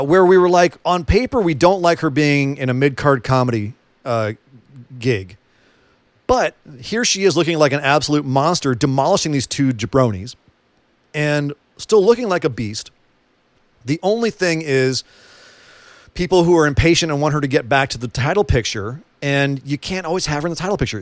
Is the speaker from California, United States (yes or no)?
yes; California, United States; A California boy